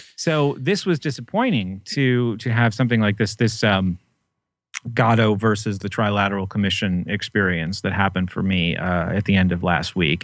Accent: New Hampshire, United States; I grew up in New Hampshire

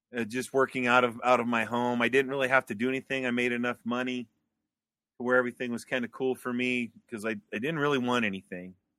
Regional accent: Wyoming, United States; moved away as an adult; I came back to Wyoming in nineteen ninety-nine, two thousand. So after about ten years of being gone from Wyoming, I came back.

